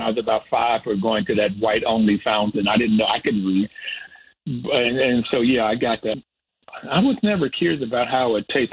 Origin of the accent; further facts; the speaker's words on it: Bluefield, West Virginia, United States; I grew up in Bluefield and went to Bluefield State College